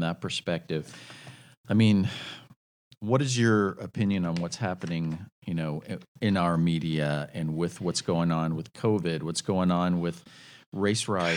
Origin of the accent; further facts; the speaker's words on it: United States; as Americans, as good Americans